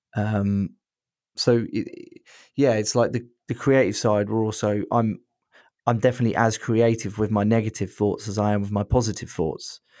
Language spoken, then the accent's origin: English; Brighton, South East England, United Kingdom; I'm from Brighton